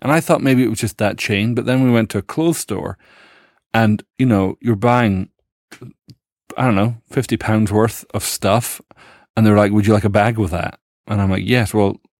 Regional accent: Dundee, Scotland, United Kingdom; born there; I'm thrown because obviously I was born in Dundee.

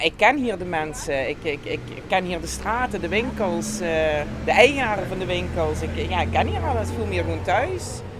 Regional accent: Geleen, Limburg, Netherlands; ik ben hier geboren getogen

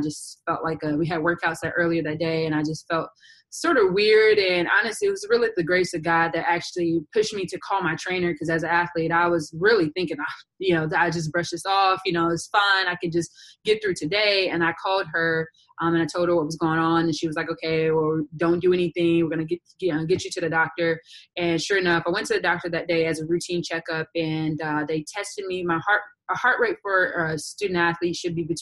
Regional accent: McComb, Mississippi, United States; also born or lived in Jackson, Mississippi / South Carolina; now in Florida, United States; I'm originally from McLean, Mississippi, but I moved to Jackson, Mississippi when I was about 13 years of age.

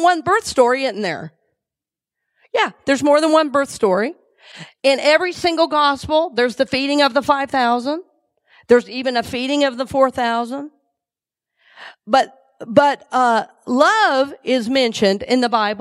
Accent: the South, United States; now in Tampa, United States; I grew up in the South

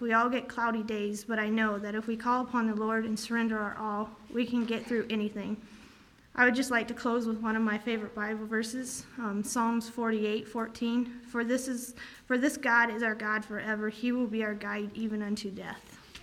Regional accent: Columbia City, Indiana, United States; I was born in Columbia City, Indiana, on June 4, 2002

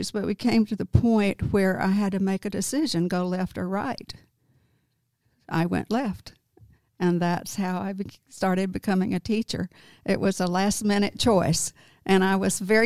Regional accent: Prescott, Arkansas, United States; I'm from Prescott, Arkansas. That's where I grew up

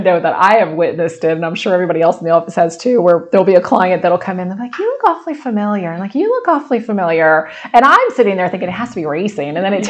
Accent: Sussex County, Delaware, United States; moved away as an adult; I grew up in Sussex County too, and couldn't wait to leave when I was young. And then once I left, couldn't wait to come back. So yeah, I think we should be proud of being Sussex County girls.

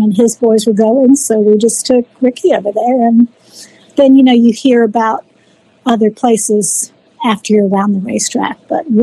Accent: Clearwater, Florida, United States; I'm originally from the Clearwater area, Pinellas County

